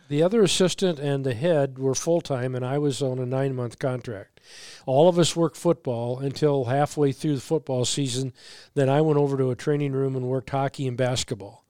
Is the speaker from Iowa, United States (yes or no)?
yes; Waterloo, Iowa, United States; moved away as an adult; also born or lived in Vancouver, Washington; now in Minnesota, United States; I grew up in Waterloo